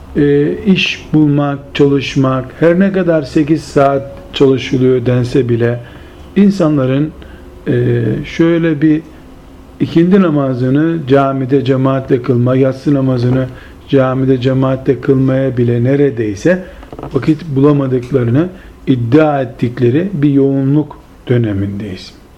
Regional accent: Turkey; bizim memleketimiz, Türkiye'mizi kastederek söylüyorum

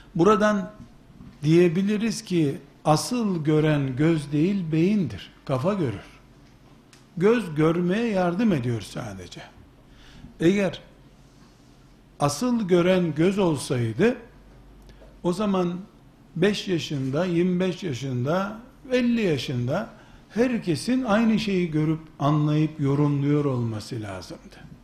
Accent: Turkey

